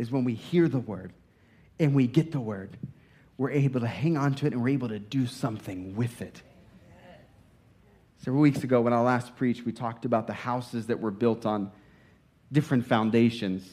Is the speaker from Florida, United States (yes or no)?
no; Indiana, United States; moved away; I was from Indiana. We just played basketball.